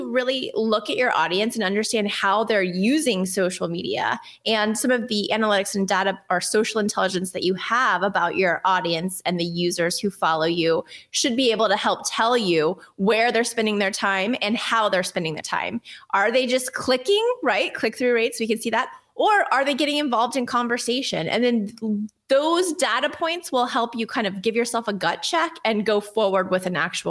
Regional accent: Texas, United States; now in New Jersey, United States; Well, I'm from Texas. My accent's mostly gone except for the y'all.

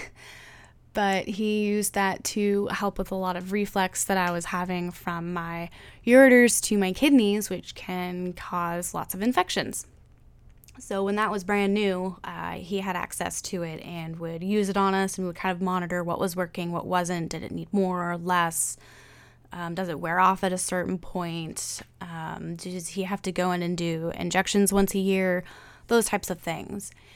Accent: Santa Cruz, California, United States; moved away as an adult; also born or lived in Long Beach, California / Virginia; now in Seattle, United States; I'm from Santa Cruz, California

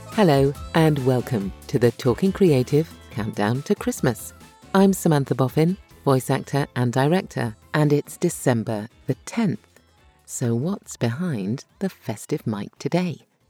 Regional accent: United Kingdom; accent: Brit; my Brit accent

